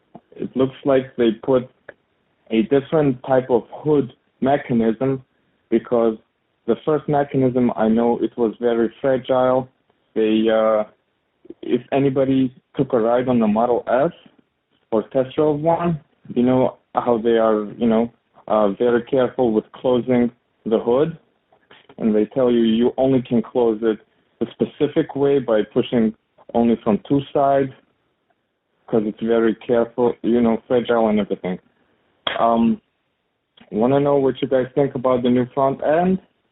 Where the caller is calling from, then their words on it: New York City, New York, United States; I'm calling from Queens, New York.